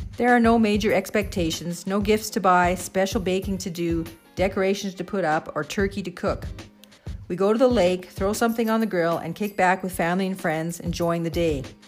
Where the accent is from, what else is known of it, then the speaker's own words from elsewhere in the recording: Canadian Prairies, Canada; now in Leader, Saskatchewan, Canada; growing up on the Canadian prairies